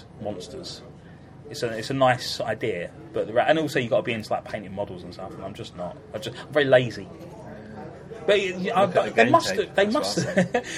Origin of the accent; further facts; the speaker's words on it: London, United Kingdom; growing up in Camberwell